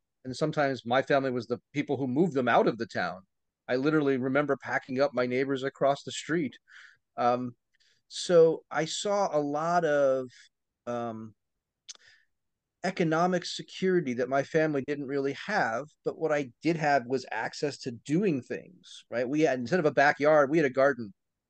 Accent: East Coast, United States; So I grew up on the East Coast, as I said, in the equivalent of what would be called kind of a housing estate.

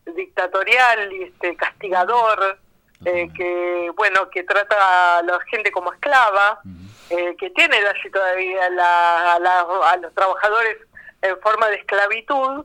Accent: Buenos Aires, Argentina; mi infancia en Villa Crespo

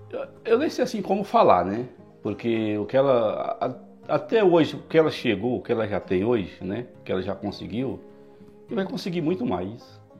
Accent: Piauí, Brazil; Eu, eu vim do Piauí para cá, fui, fui pro SEAS, trabalho de carregador, SEAS.

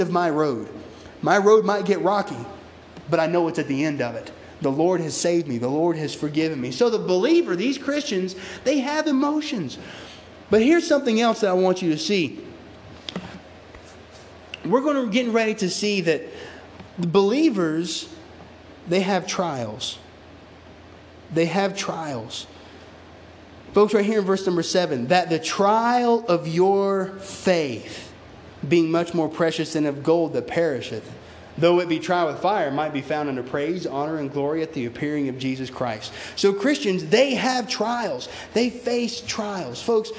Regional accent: United States; as Americans

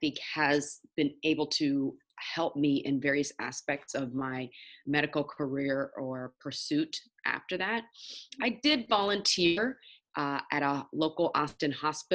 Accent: Nigeria; I'm Nigerian, so as a Nigerian, you really get ingrained growing up having three options for your career

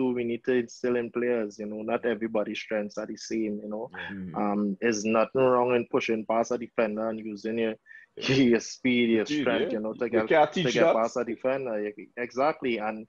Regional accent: Trinidad & Tobago; I'm from Kokorit, originally born and bred in Kokorit. Still live in Kokorit.

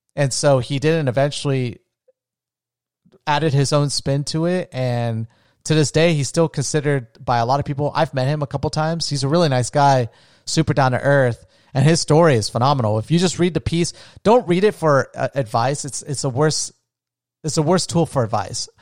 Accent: Daytona Beach, Florida, United States; also born or lived in Orlando; I wanted to get away from my hometown

